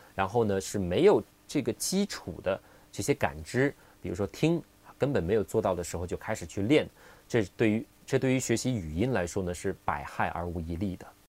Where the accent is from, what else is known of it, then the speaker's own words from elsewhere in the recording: Qingyuan, Guangdong, China; accent: Qingyuan accent (Cantonese); 清远的口音，啊，我们说的乡音